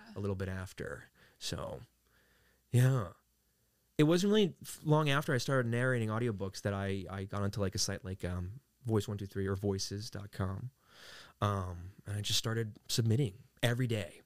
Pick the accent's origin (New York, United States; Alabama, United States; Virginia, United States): New York, United States; New York City; moved away as an adult; now in California, United States; I was raised in Queens, New York